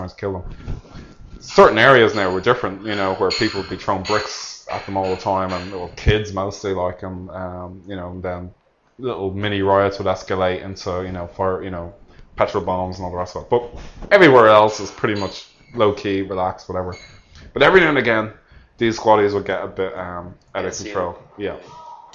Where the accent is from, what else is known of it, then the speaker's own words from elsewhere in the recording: Ireland; moved away; also born or lived in Northern Ireland; I was from the South, okay, I'm from the Republic of Ireland